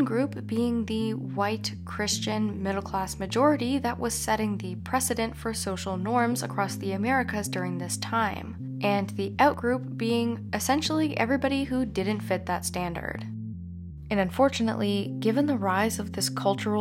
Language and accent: English; Canada; As a Canadian